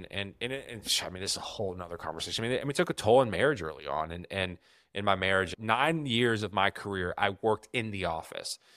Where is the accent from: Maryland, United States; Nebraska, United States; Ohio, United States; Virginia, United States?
Virginia, United States; I grew up trout fishing in the Roanoke Valley with with my grandfather.